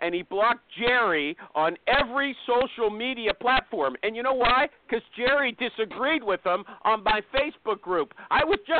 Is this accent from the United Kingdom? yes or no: no; Canada; I'm not American, by the way. Maybe. Canadian